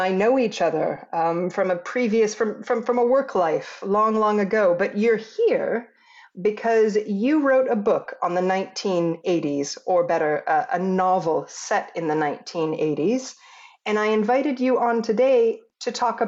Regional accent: United States; moved away as an adult; also born or lived in Italy; I'm an American that was in Italy for 12 years

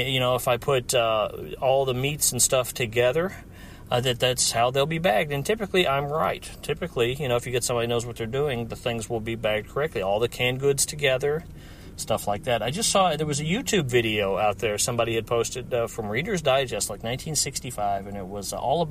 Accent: Hendersonville, Tennessee, United States; moved away; I am sitting in my hometown, Hendersonville, Tennessee, 37075

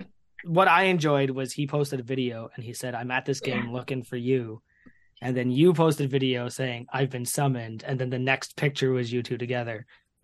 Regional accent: just outside Toronto, Ontario, Canada; I'm not from Toronto, I'm just outside of it.

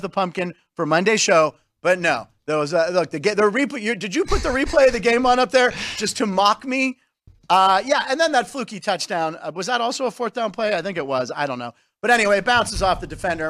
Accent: Pittsburgh, Pennsylvania, United States; also born or lived in Los Angeles; I was born in Pittsburgh, but I lived in Los Angeles from ages, like, six to ten.

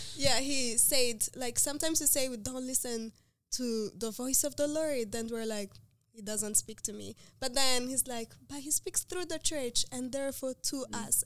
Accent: Rwanda; moved away as an adult; now in United States; I'm from Rwanda, so I'm very passionate about my country and like working there and developing the health system there

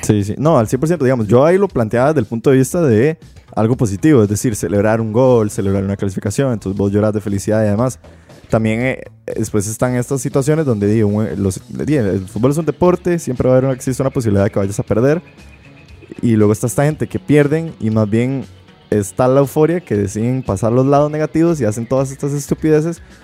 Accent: Belén, Heredia, Costa Rica; yo soy de Belén

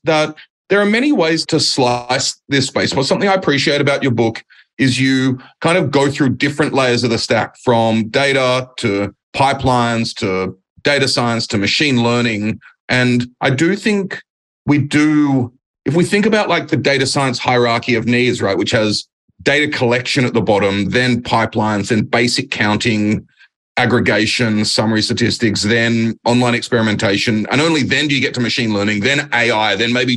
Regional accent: Australia; moved away; also born or lived in Germany; As an Australian

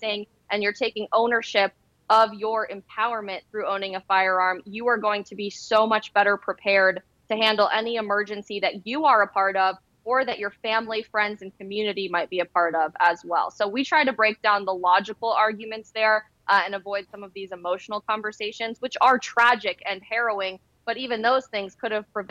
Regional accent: Colorado, United States; I'm actually from Colorado

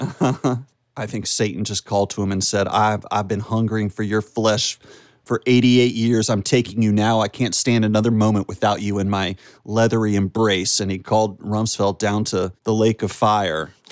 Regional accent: United States; accent: American; my regular American accent

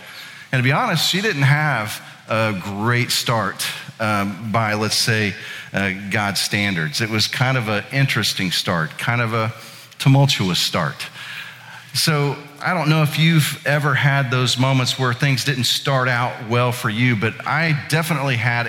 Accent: Indiana, United States; now in Atlanta, United States; My wife is a native of Atlanta. I am actually originally from Indiana. But 2 decades in the South, you're gonna hear some y'alls come out of me every now and then.

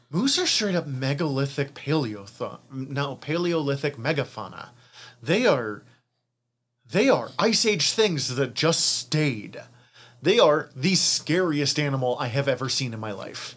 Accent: Missoula, Montana, United States; we're from Missoula, so I, I mean, I went to Lewis and Clark Elementary

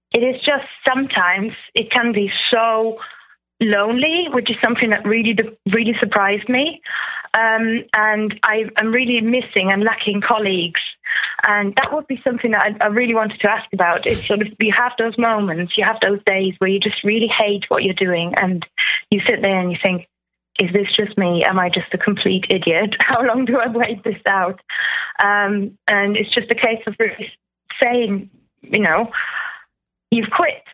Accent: Germany; moved away as an adult; now in United Kingdom; I'm from Germany, but I've been here for 10 years.

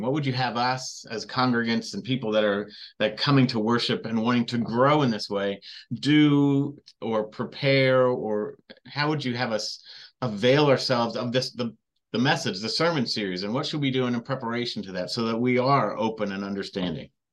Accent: Redlands, California, United States; I grew up in Southern California

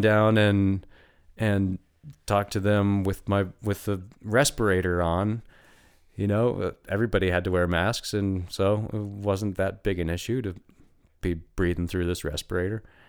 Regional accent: Steamboat Springs, Colorado, United States; I lived in Steamboat for twenty years. It's my hometown

